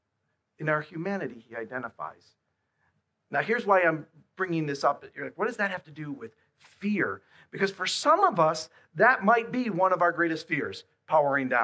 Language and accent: English; Buffalo, New York, United States; I'm from Buffalo